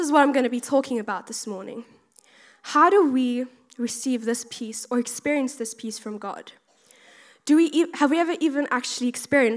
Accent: South Africa; moved away as an adult; now in United Kingdom; I'm originally from South Africa, if you can really tell from my accent

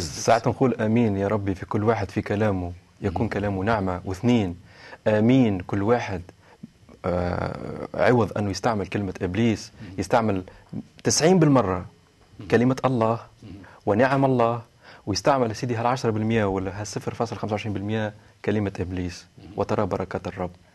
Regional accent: Tunisia; بلادي تونس

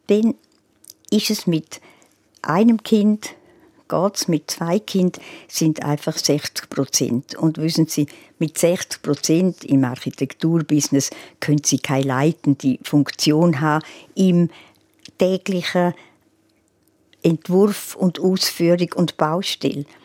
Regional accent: Graubünden, Switzerland; Ja gut, ich fühle mich als Bündnerin und die Giacomettis sind ja auch Bündner.

